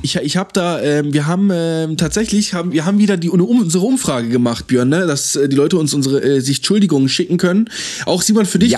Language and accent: German; Freiburg, Baden-Württemberg, Germany; wir sind beide Freiburger